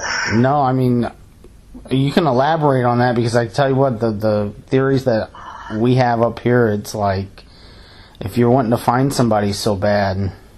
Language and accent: English; St. Louis, Missouri, United States; we're from St. Louis, and we live up in St. Louis